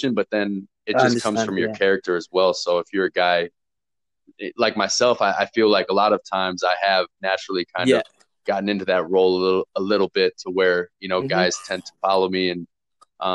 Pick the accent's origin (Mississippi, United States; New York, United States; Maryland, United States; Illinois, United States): Illinois, United States; Rockford; moved away as an adult; also born or lived in St. Louis, Missouri; now in Innsbruck, Austria; playing over here as an American